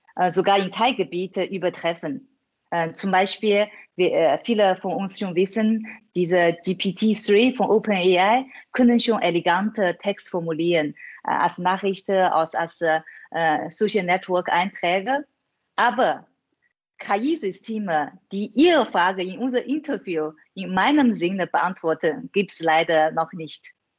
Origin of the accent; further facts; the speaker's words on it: China; German is a second language; moved away as an adult; now in Germany; Ich bin in China aufgewachsen